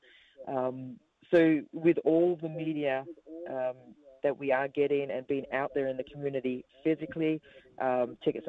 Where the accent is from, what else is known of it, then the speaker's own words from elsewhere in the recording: Australia; moved away as an adult; now in New Zealand; growing up in Australia